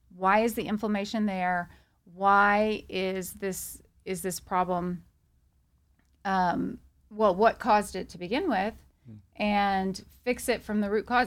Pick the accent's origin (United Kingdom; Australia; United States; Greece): United States; Louisiana; moved away as an adult; now in Texas, United States; I'm from Louisiana